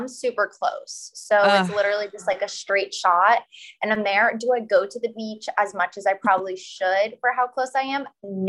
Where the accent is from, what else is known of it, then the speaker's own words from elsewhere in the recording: Florida, United States; I just grew up in Florida